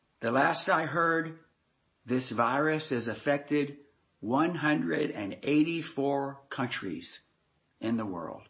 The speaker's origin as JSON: {"language": "English", "town": "Nashville", "region": "Tennessee", "country": "United States", "tie": "born or raised there", "said": "I grew up in Nashville, Tennessee"}